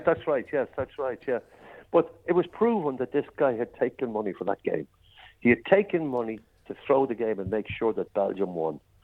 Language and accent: English; Ireland; I'm an Irishman